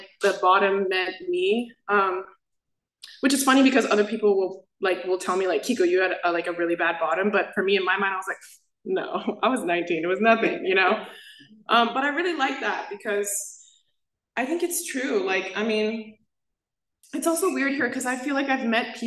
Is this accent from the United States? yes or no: yes; South Bay, California, United States; I'm from the South Bay